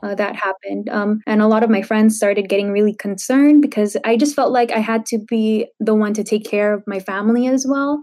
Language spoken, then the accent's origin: English; San Diego, California, United States; I grew up in San Diego